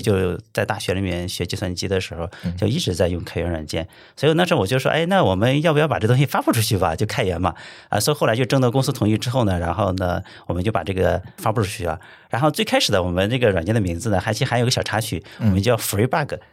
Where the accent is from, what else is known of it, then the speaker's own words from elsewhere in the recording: Tai'an, Shandong, China; now in Qingdao, China; 我老家是山东泰安的